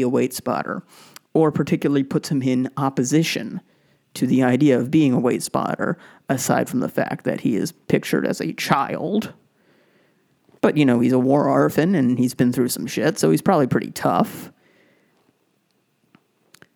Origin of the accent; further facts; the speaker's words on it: Brookline, Massachusetts, United States; I grew up in Brookline, Massachusetts